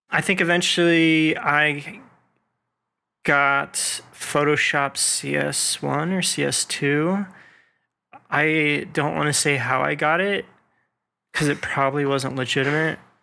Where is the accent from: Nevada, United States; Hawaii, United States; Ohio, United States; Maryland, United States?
Nevada, United States; Las Vegas; now in Atlanta, United States; I am originally from Las Vegas, Nevada